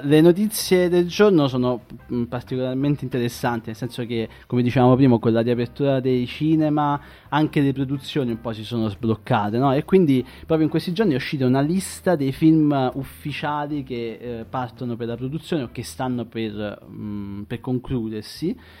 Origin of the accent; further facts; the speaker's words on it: province of Salerno, Campania, Italy; io vengo dalla provincia di Salerno